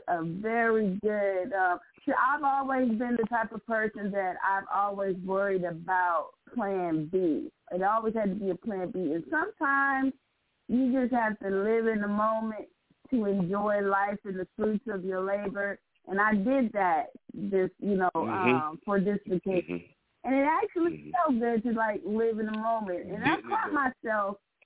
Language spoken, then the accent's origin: English; Southern California, United States; I'm from Southern California